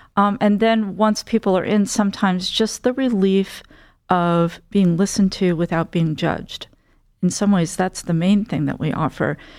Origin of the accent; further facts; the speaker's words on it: central New Jersey near Princeton, United States; moved away as an adult; also born or lived in New York; I grew up in central New Jersey near Princeton